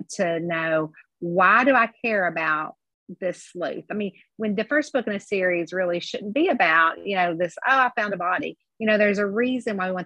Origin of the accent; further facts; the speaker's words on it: Kentucky, United States; I'm from Kentucky and we live and die by all our Southern sayings